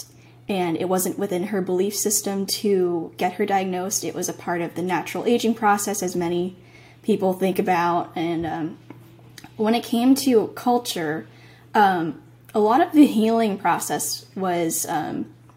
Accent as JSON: {"language": "English", "region": "Massachusetts", "country": "United States", "tie": "born or raised there", "said": "I was born in Massachusetts. So I was, you know, American and still am."}